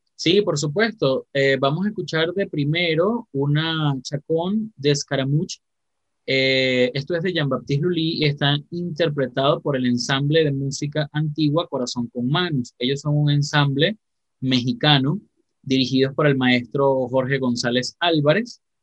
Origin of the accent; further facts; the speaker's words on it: Venezuela; soy de Venezuela